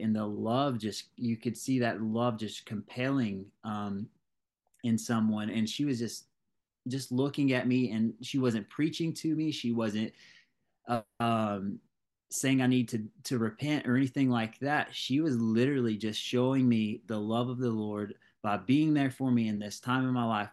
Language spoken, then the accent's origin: English; Ringgold, United States; I'm from Ring Gold, small town